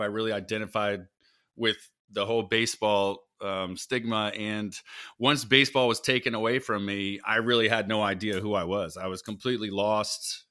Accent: South Florida, United States; I grew up in South Florida

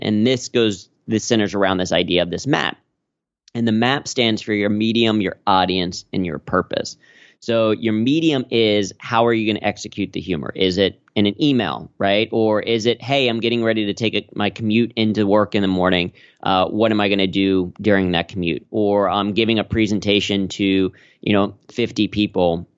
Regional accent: Cincinnati, Ohio, United States; moved away as an adult; now in New York, United States; growing up in Cincinnati

